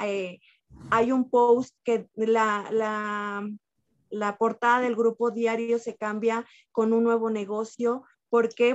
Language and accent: Spanish; San Miguel de Allende, Guanajuato, Mexico; also born or lived in Querétaro; soy originaria de San Miguel de entonces me vengo para acá